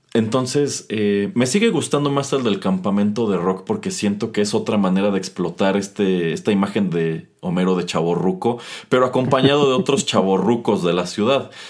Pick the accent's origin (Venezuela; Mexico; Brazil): Mexico